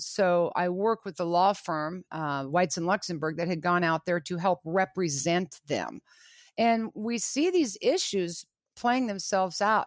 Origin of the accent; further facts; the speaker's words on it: Lawrence, Kansas, United States; I was born and raised in Lawrence, Kansas